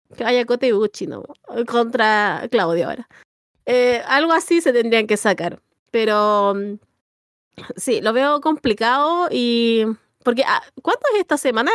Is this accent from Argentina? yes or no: no; Chile; yo esto lo voy a decir como bien chileno